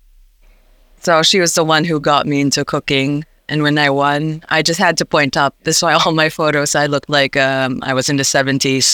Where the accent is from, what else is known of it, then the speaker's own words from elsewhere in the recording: Iloilo, Western Visayas, Philippines; now in Canberra, Australia; I grew up in the Philippines and in an island called Iloilo.